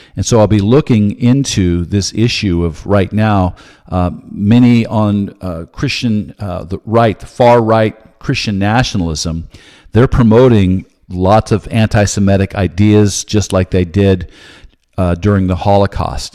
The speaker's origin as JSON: {"language": "English", "country": "United States", "said": "I'm an American"}